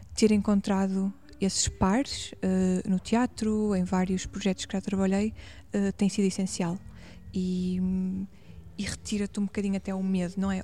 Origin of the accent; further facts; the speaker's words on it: Paços de Ferreira, Norte, Portugal; accent: northern; also born or lived in Porto; now in Lisbon, Portugal; sinto que sou do Norte e ah, as pessoas que me conhecem cá no Sul identificam muito com características hum. do Norte, com palavras, com expressões